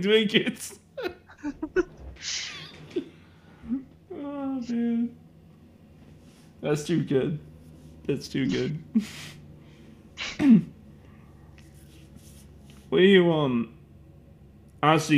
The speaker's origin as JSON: {"language": "English", "town": "Chicago", "region": "Illinois", "country": "United States", "said": "I'm from Chicago"}